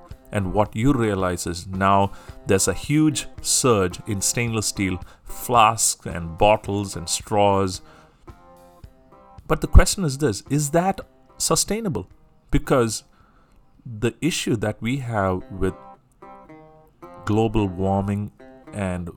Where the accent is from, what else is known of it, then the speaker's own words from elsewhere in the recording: Singapore; I'm from Singapore